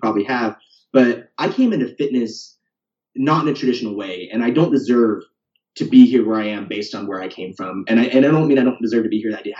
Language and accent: English; the Northwest, Pacific Northwest, United States; moved away as an adult; also born or lived in Portland; now in Austin, United States; I'm from the Northwest. I went to college in the Northwest. I've never left.